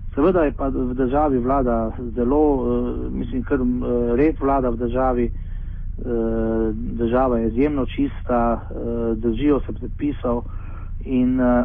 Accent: Slovenia; smo trije iz Slovenije

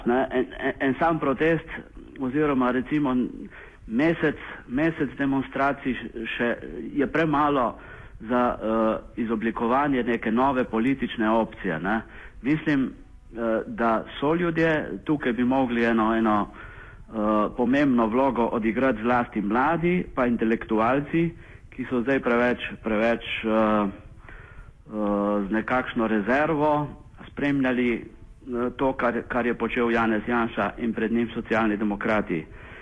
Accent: Slovenia

